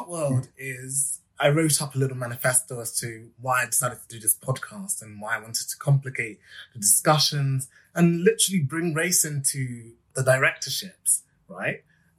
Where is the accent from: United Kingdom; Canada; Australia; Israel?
United Kingdom; London; I wanted to focus on my hometown and really look at the fact that London has one of the biggest populations of ethnic minority people anywhere in the UK